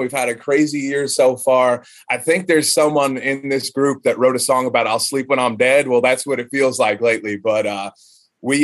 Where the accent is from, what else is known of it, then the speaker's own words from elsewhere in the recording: North Carolina, United States; the people in the area of Kannapolis, North Carolina. You know, it's my home state